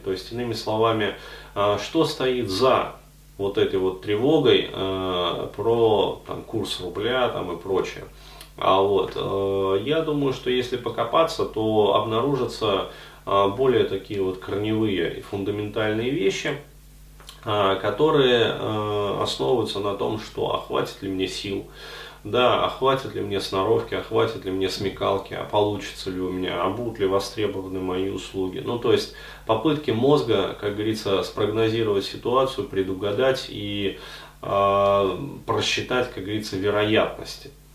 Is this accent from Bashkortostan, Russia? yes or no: yes; Ufa, Bashkortostan, Russia; now in Moscow, Russia; ездил к себе там в родной город Уфу